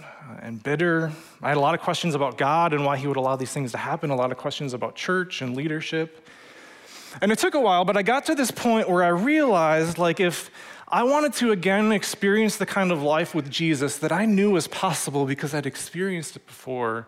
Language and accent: English; Waunakee, Wisconsin, United States; also born or lived in Madison, Wisconsin; I grew up in Wanakee, graduated from the UW